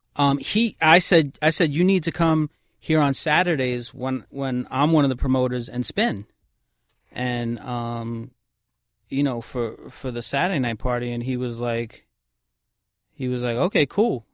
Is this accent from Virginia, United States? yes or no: no; New York City, New York, United States; I grew up on Kings Highway in Brooklyn